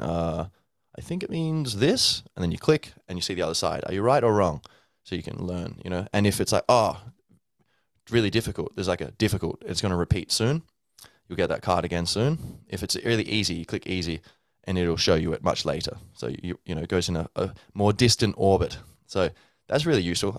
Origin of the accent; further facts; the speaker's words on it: Australia; now in Dublin, Ireland; I was born and grew up in Australia, so I'd say I'm, I'm both Australian and Irish